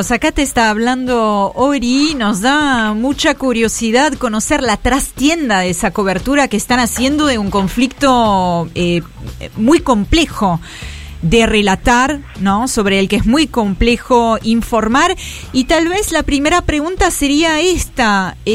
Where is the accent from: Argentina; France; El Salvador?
France; Yo soy francesa, así que estoy como leyendo